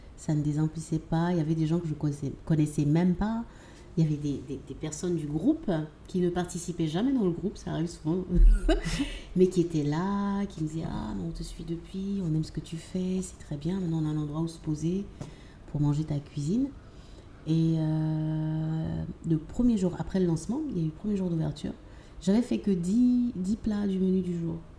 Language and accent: French; Abidjan, Côte d’Ivoire; also born or lived in Lyon; Abidjan, j'ai grandi à Abidjan et j'ai fait la, grande partie de mon cursus scolaire ici